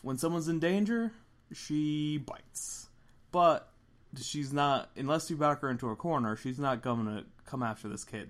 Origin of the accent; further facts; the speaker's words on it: Philadelphia, Pennsylvania, United States; We're from Philly